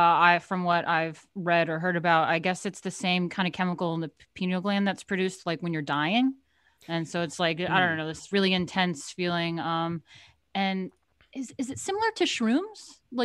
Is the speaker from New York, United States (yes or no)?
yes; Hudson Valley, New York, United States; I'm from the Hudson Valley, New York area, near Woodstock.